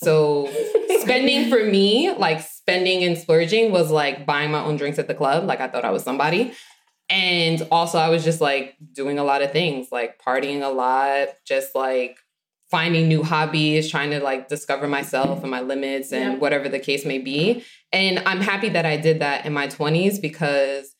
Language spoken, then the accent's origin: English; Long Island, New York, United States; also born or lived in Brooklyn; Long Island, but I live in Brooklyn now